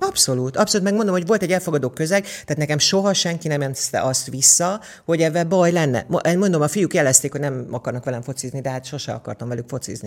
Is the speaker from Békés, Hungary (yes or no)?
no; Érd, Pest, Hungary; also born or lived in Budapest / Mezőkövesd (parents' origin) / England; érd, érden laktunk, ja, Pestre Pestnek számítom magam, mert óvodába, iskolába ér, Pestre jártam.